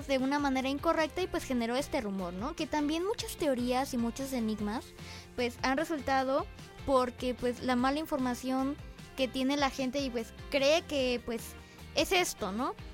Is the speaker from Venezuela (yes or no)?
no; Mexico; como mexicanos